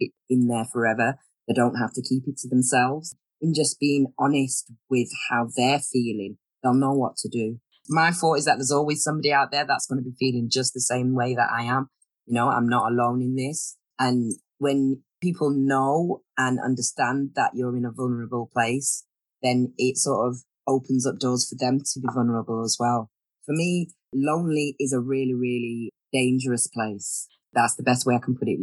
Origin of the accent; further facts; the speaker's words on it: Manchester, North West England, United Kingdom; I'm originally from Manchester, and that is actually where I'm residing at the moment